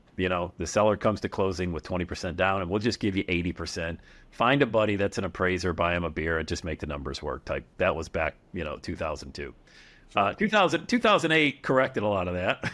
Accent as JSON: {"language": "English", "town": "Bradford", "region": "Pennsylvania", "country": "United States", "tie": "born or raised there", "said": "Back in my hometown of Bradford, P A, bought a duplex"}